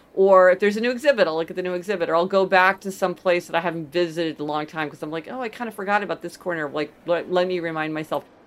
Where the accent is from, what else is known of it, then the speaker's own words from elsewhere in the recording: Kansas City, Missouri, United States; also born or lived in New Haven; now in New York City, United States; So I grew up in Kansas City, Missouri, which is sort of, you know, Midwestern city